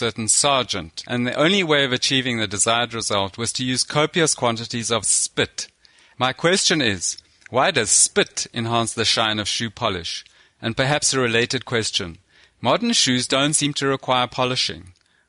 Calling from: South Africa; I'm phoning you from South Africa.

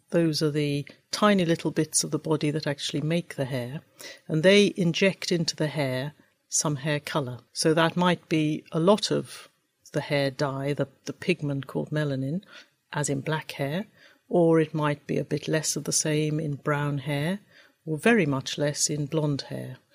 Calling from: Guelph, Ontario, Canada; from Guelph, Ontario, Canada.

